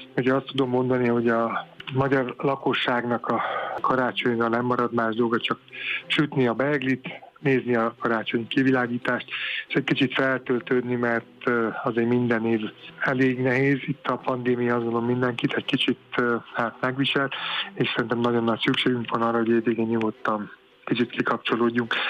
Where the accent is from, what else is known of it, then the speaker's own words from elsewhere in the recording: Paks, Tolna, Hungary; mi egy őspaksi család vagyunk nagyon régóta, és amikor az atomerőmű épült, akkor én az atomerőmű sportegyesületbe kezdtem el sportolni, és már egészen fiatalon már mondták, ú, itt a biztos sugárszó, mert hogy én paksi vagyok